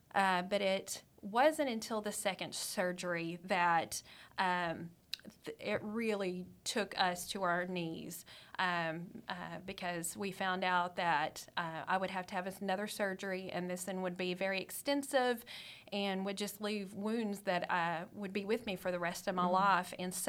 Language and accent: English; Amarillo, Texas, United States; Okay, you may not know this about me, but I'm a Texas girl.